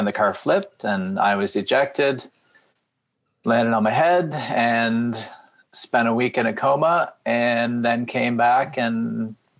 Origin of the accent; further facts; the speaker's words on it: Georgetown, Ontario, Canada; moved away as an adult; also born or lived in Wolfville, Nova Scotia; I grew up in Georgetown, Ontario, which is about 45 minutes from Toronto, west of Toronto